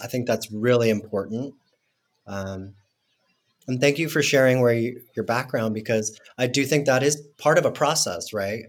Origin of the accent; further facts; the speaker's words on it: Mexico City, Mexico; now in United States; when I grew up in Mexico City, there was such a large Mormon community